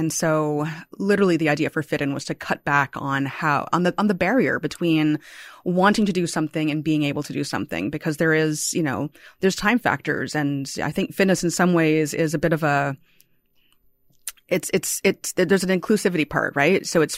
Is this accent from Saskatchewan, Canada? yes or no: no; Toronto, Ontario, Canada; born there; I was born here in Toronto. I grew up elsewhere, but I came back after university and I love this city so much.